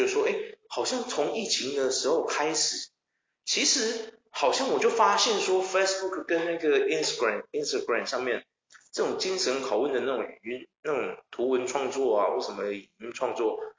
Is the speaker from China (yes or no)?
no; Taiwan; 我们台湾人